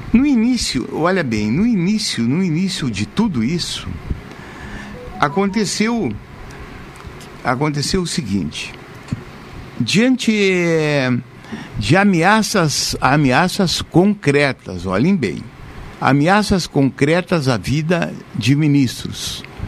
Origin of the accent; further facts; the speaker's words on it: Brazil; como brasileiro